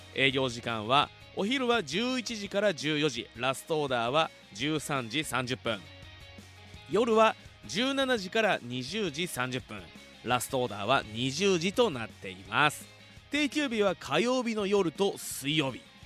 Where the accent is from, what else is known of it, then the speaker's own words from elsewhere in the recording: Fuji, Shizuoka, Japan; 生まれも育ちも富士市